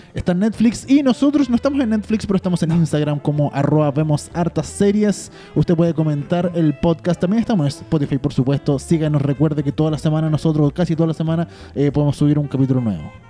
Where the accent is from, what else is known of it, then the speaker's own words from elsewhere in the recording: Chile; como chilenos